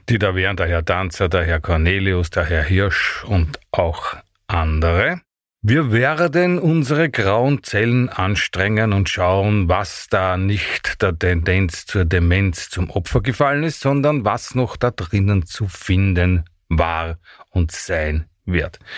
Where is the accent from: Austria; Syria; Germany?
Austria; Vienna; bin kein Steirer, bin ein Wiener